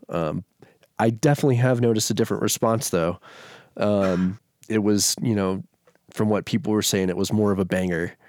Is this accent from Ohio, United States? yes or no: no; Shreveport, Louisiana, United States; now in Denver, United States; Shreveport, Louisiana, it's like northwest Louisiana, about three hours from Dallas